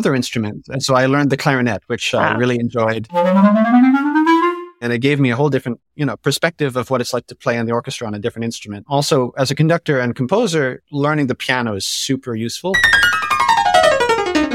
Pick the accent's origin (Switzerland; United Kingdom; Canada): Canada; Ottawa, Ontario; I grew up in Ottawa, Ontario